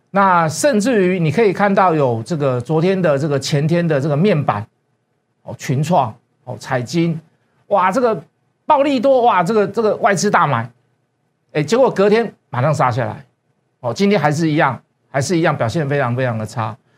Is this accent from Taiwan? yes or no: yes; Taiwan; 我们台湾